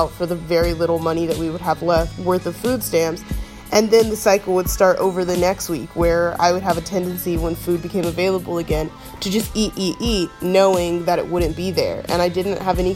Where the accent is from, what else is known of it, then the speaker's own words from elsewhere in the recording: the South, United States; I was raised in the South